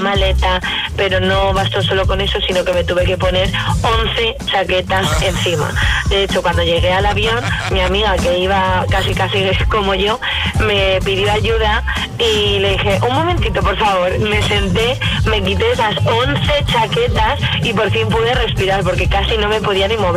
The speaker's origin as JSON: {"language": "Spanish", "town": "Palma", "region": "Balearic Islands", "country": "Spain", "said": "de donde yo soy, que es de Palma de Mallorca"}